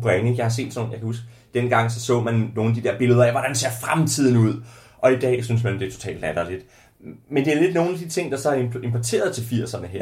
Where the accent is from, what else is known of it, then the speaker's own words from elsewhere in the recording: Ringkøbing, Central Denmark Region, Denmark; i Ringkøbing, hvor jeg er fra